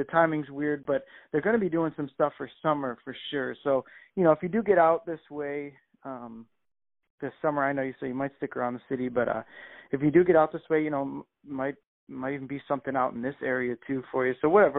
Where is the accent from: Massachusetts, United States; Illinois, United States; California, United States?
Illinois, United States; Chicago; "We're from here. I fucking play here 3 times a week, you know?"